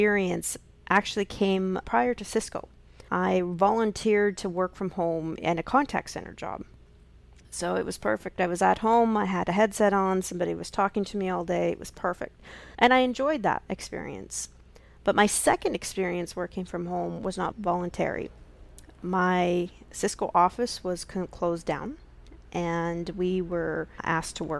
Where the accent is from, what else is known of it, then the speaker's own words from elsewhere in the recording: Canada; accent: Canadian; also born or lived in Alberta, Canada / Saskatchewan, Canada; my roots are in Canada, if you can tell from my accent.